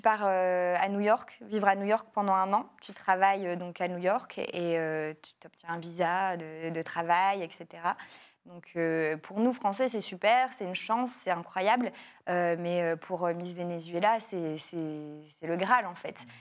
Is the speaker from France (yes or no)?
yes; Lille, Hauts-de-France, France; je suis née à Lille, c'était vraiment ma ville.